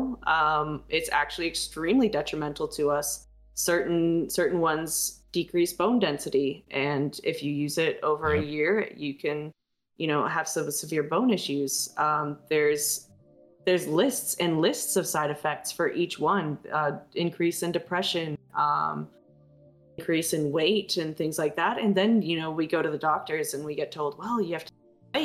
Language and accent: English; United States; born or raised there